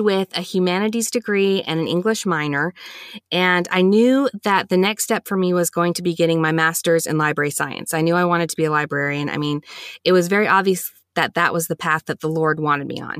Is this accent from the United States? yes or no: yes; Huntsville, Alabama, United States; I was born and raised here in Huntsville, Alabama